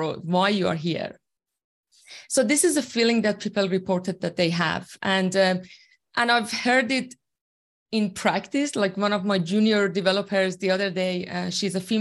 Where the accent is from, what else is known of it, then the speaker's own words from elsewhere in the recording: Iran; first language Persian; English is a second language; moved away as an adult; now in Australia; I'm originally from Iran, and I've been in Australia for 8 years now. And my second language, obviously, is English. My first language is Farsi